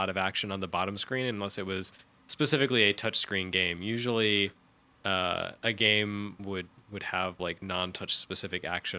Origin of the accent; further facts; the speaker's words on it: the South, United States; grew up in the South